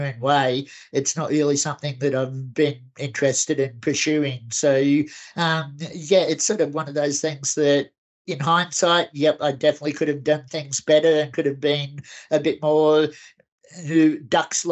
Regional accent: Kingaroy, Queensland, Australia; now in Brisbane, Australia; back in my hometown of Kingaroy

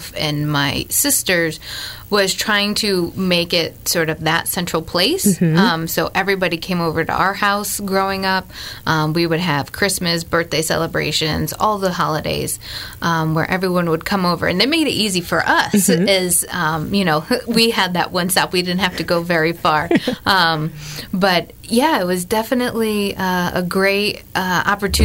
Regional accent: Pittsfield, Massachusetts, United States; born and raised in Pittsfield.

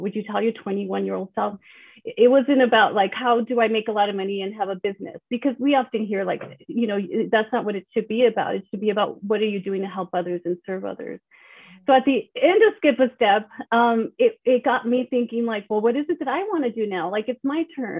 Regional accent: El Paso, Texas, United States; I grew up in El Paso, Texas

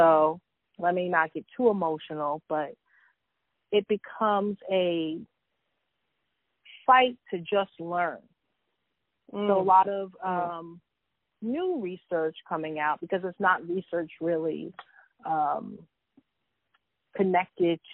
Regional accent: New York City, New York, United States; born and raised in Harlem, New York

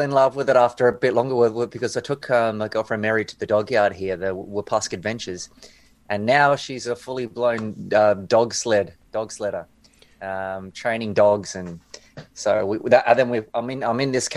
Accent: New Zealand; moved away as an adult; also born or lived in Australia; now in Churchill, Canada; I was born in New Zealand, but I'm also Australian.

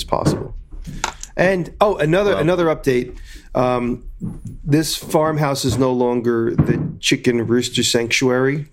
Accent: Long Island, New York, United States; moved away; where I grew up in Long Island

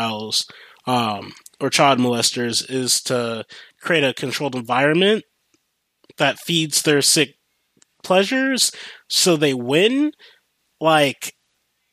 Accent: United States; I grew up in America

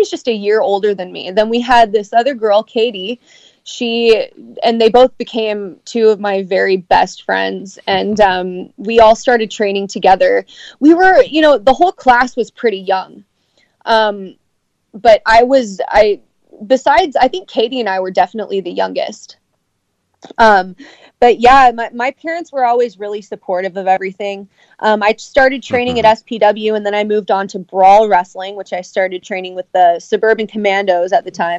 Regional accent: Sacramento, California, United States; now in Canada; I'm from Sacramento, California

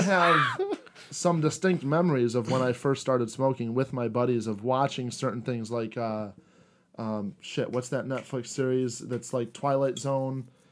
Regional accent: United States; I was born in America, to a blue collar family

